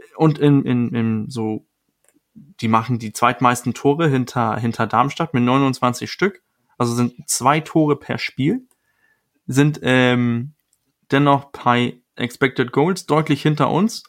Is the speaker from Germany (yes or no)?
no; Denmark; moved away; für mich als Däne